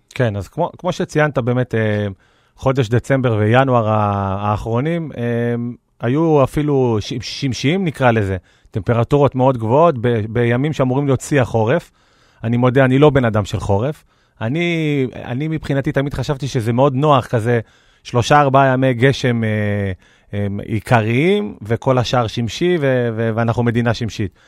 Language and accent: Hebrew; Israel